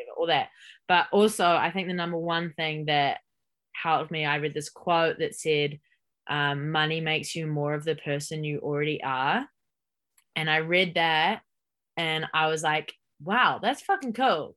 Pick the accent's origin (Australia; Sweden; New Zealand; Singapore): New Zealand; Hamilton, Waikato; moved away as an adult; also born or lived in Auckland, New Zealand / Texas, United States; I'm born and raised in Hamilton